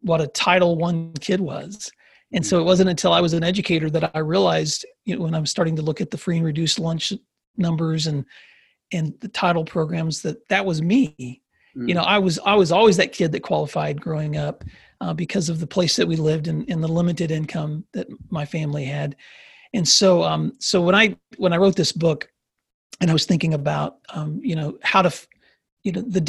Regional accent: Paris, Tennessee, United States; also born or lived in San Diego, California; on a farm just outside of a small town called Paris, Tennessee. And that's where I grew up.

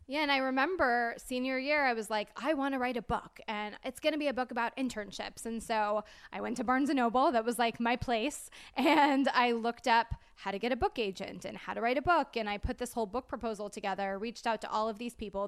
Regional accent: Clearwater, Florida, United States; moved away as an adult; also born or lived in Orlando, Florida / Tallahassee, Florida; I'm originally from Clear, Clearwater

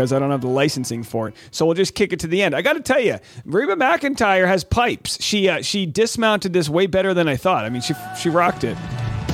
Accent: New England, United States; I'm from New England

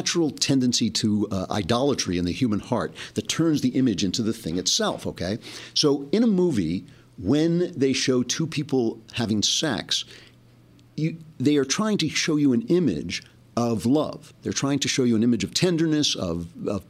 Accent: United States; now in Los Angeles, United States; I grew up 20 minutes outside of New York, and I had a New York sensibility.

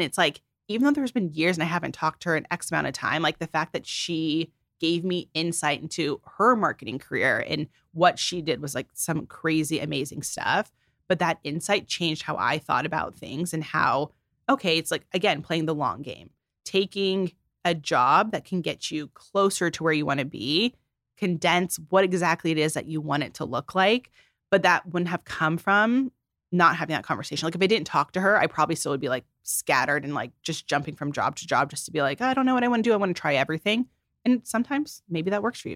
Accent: Phoenix, Arizona, United States; moved away as an adult; now in Los Angeles, United States; I'm just from Phoenix, Arizona

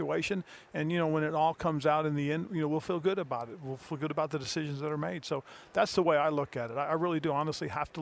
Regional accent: Fort Ord, California, United States; I was in my hometown, Fort Ord, California

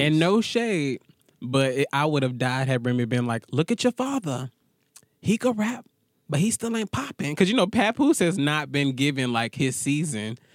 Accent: Atlanta, Georgia, United States; I'm from Atlanta

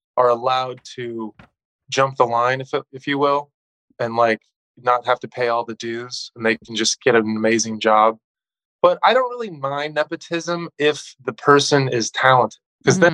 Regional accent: Southern California, United States; also born or lived in Texas / Phoenix / Colorado / Mexico; I grew up in Southern California m- most of my life

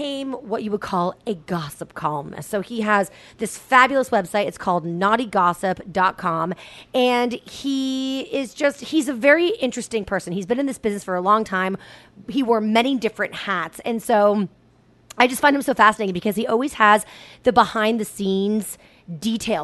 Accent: Boston, Massachusetts, United States; born or raised there; moved away

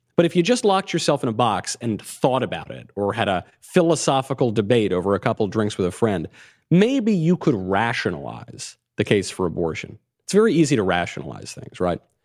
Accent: New York, United States; moved away; I come from New York. I was in New York in the nineties.

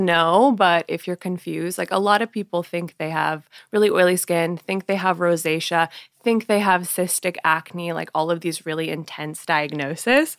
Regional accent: Portland, Oregon, United States; also born or lived in Honolulu, Hawaii; I moved back to Portland, Oregon, where my mom's from. And so I spent the majority of my life in Oregon

